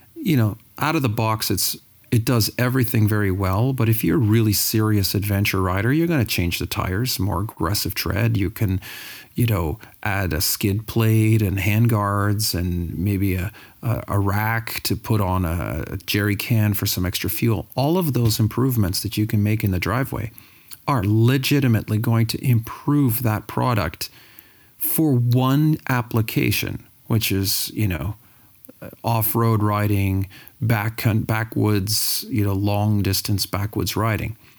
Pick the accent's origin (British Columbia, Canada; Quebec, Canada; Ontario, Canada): Ontario, Canada; Sudbury; I'm from Sudbury, Ontario.